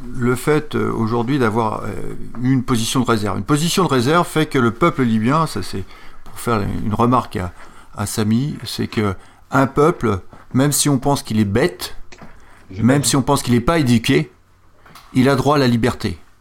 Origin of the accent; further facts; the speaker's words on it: France; je suis français